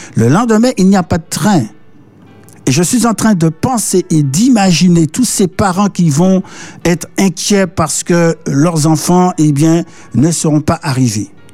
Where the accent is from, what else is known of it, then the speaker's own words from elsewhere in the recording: Martinique; also born or lived in Paris, France; aujourd'hui il, pleut, à la Martinique